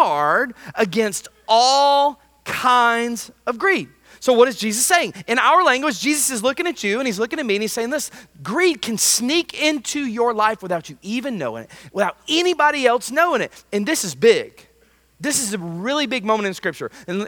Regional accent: United States; as an American

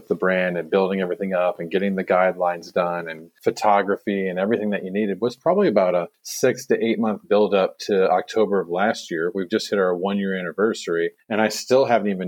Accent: United States; moved away as an adult; also born or lived in San Diego; now in Gold Coast, Australia; I am American

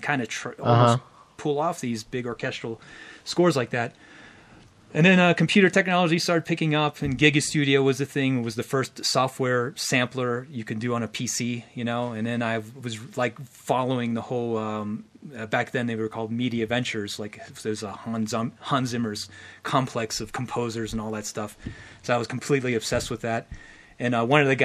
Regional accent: Pittsburgh, Pennsylvania, United States; I was living in Pittsburgh, Pennsylvania

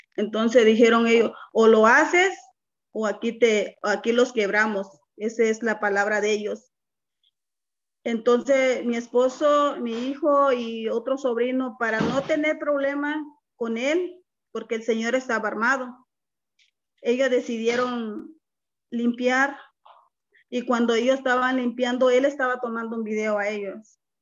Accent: Guerrero, Mexico; moved away as an adult; also born or lived in Nogales, Mexico; now in Ohio, United States; Soy del estado, originaria del estado de Guerrero, una mujer indígena 100%

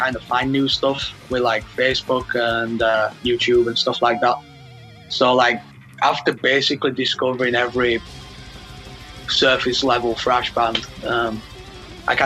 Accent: Leeds, Yorkshire and the Humber, United Kingdom; born or raised there

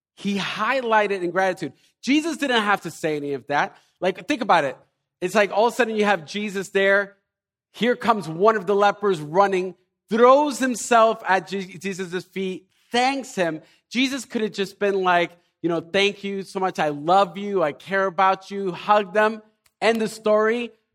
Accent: Elizabeth, New Jersey, United States; we're from New Jersey, from, most of us probably from Elizabeth

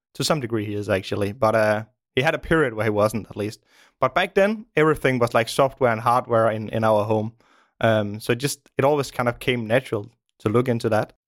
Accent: Denmark; also born or lived in Copenhagen; I live in Denmark, in the, in the suburbs of Denmark. I grew up in the suburbs, um, many years ago

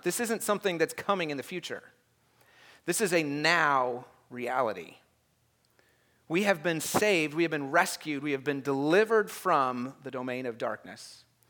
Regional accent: United States

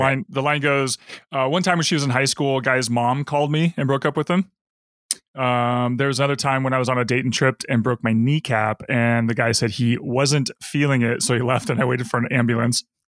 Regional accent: Seattle, Washington, United States; we're from Seattle

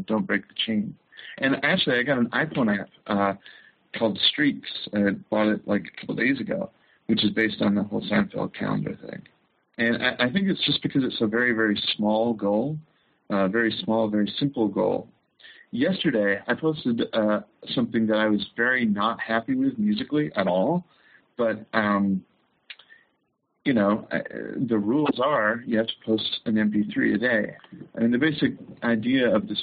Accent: Chicago, Illinois, United States; moved away as an adult; now in Los Angeles, United States; I come from Chicago.

